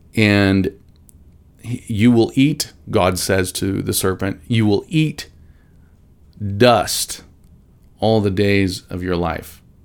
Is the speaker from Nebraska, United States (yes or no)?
yes; Nebraska, United States; now in Branson, United States; I grew up in Nebraska